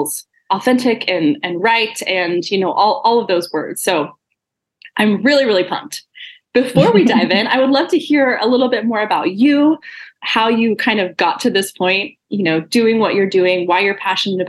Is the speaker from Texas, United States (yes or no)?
yes; Texas, United States; I'm a Texas gal too